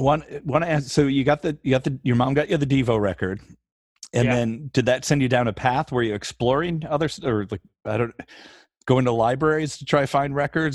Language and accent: English; Rockford, Illinois, United States; I grew up in Rockford, Illinois, so a little bit bigger population and some connection to Chicago.